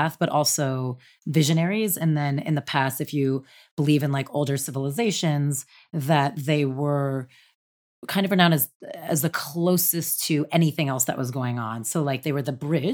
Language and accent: English; New Jersey, United States; I'm from New Jersey, right outside the city